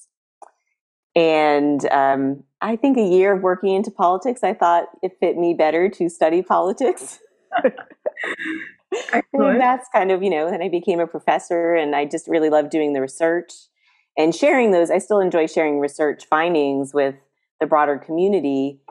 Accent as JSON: {"language": "English", "region": "East Coast", "country": "United States", "moved": "yes", "said": "I'm from the East Coast"}